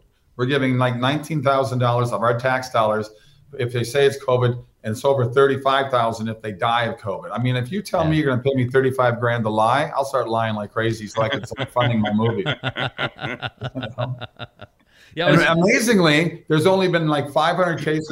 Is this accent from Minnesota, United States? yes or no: yes; Minnesota, United States; also born or lived in Westlake Village, California; now in West Palm Beach, United States; I grew up in Minnesota.